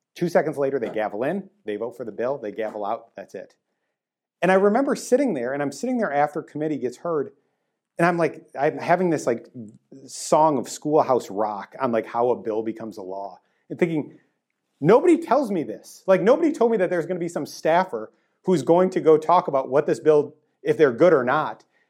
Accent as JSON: {"language": "English", "town": "Green Bay", "region": "Wisconsin", "country": "United States", "tie": "born or raised there", "moved": "yes", "lives_now": "Illinois, United States", "said": "I grew up in Green Bay"}